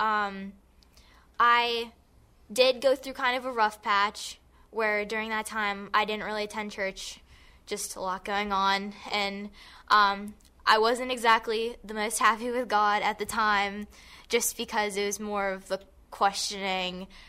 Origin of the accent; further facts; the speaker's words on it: Gibsonia, Pennsylvania, United States; I am from Gibsonia